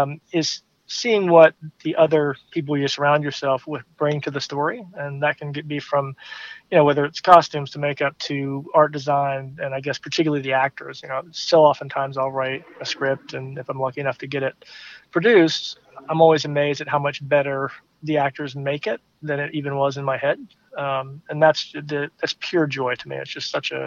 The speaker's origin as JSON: {"language": "English", "town": "Swannanoa", "region": "North Carolina", "country": "United States", "also_born_or_lived": "Greensboro, North Carolina", "moved": "as an adult", "said": "I'm originally from Swannanoa, North Carolina, which is a small town outside of Asheville in the western mountains of the state"}